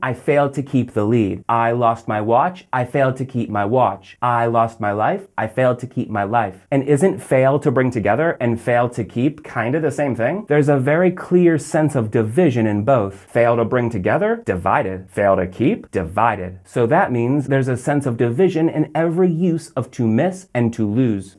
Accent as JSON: {"language": "English", "town": "Orlando", "region": "Florida", "country": "United States", "tie": "born or raised there", "said": "from my hometown here in Orlando"}